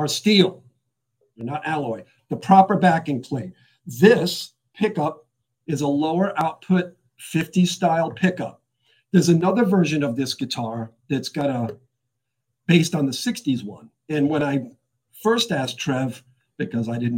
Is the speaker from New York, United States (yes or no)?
no; Rhode Island, United States; growing up in Rhode Island